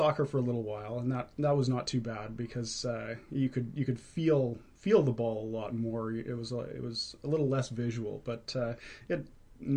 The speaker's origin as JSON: {"language": "English", "town": "Vancouver", "region": "British Columbia", "country": "Canada", "tie": "born or raised there", "also_born_or_lived": "Quesnel, British Columbia", "lives_now": "Maple Ridge, Canada", "said": "I was born in Quesnel. I spent most of my time growing up in Vancouver"}